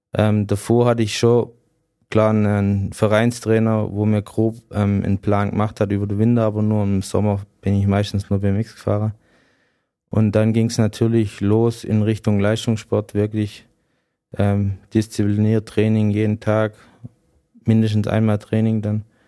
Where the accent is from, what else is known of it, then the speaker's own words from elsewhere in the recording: near Bietigheim, Baden-Württemberg, Germany; also born or lived in Cottbus; ich bin dann in der Nähe von Bietigheim aufgewachsen